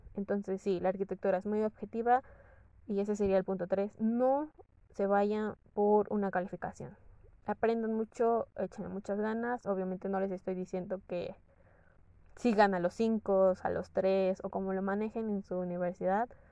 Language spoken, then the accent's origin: Spanish; Morelos, Mexico; moved away as an adult; also born or lived in Toluca; yo soy del estado de Morelos